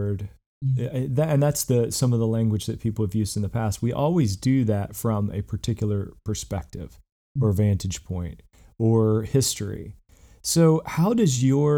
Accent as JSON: {"language": "English", "region": "Southern West Virginia", "country": "United States", "tie": "born or raised there", "said": "I grew up in Southern West Virginia"}